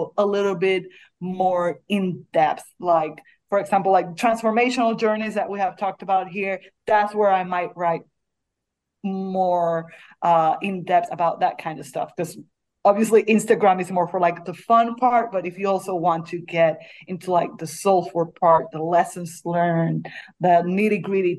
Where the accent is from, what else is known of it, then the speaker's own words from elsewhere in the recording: Puerto Rico; moved away; also born or lived in Beirut; I say it in Spanish because I'm from Puerto Rico